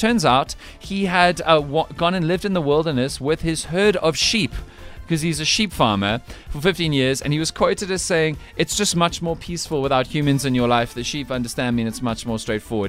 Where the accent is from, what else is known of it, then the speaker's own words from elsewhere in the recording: Scotland, United Kingdom; We're Scottish.